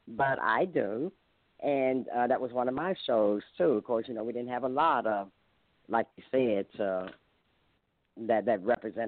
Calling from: Columbus, Ohio, United States; I'm calling from Columbus, Ohio

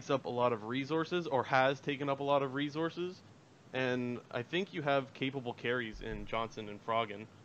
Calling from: Sarnia, Ontario, Canada; Uh, Sarnia, Ontario.

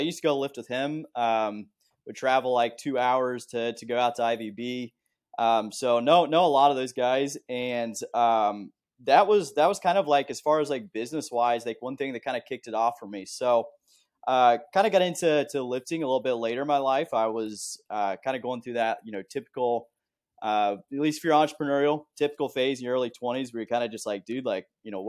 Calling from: Columbus, Ohio, United States; So I am in Columbus, Ohio. Columbus, Ohio, dude.

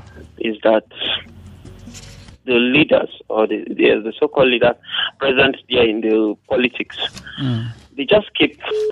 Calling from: Rayfield, Plateau, Nigeria; calling from Rayfield.

